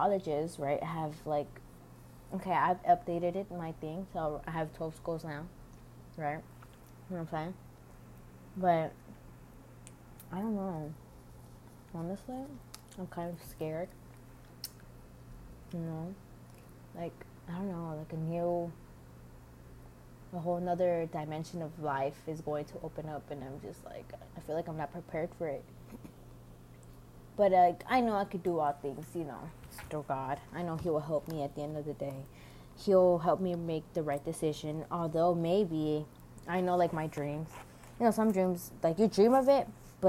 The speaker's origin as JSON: {"language": "English", "country": "United States", "tie": "born or raised there", "said": "I was born here in the United States"}